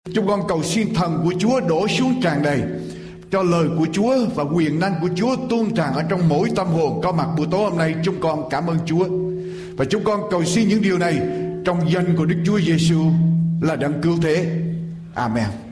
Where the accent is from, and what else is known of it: Vietnam